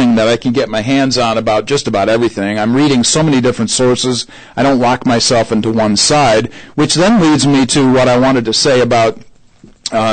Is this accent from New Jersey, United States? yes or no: no; Syracuse, New York, United States; now in Indianapolis, United States; I grew up in Syracuse, New York